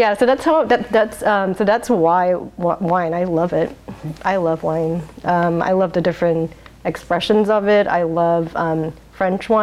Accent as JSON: {"language": "English", "country": "Singapore", "tie": "born or raised there", "moved": "yes", "lives_now": "Portland, United States", "said": "I was born in Singapore"}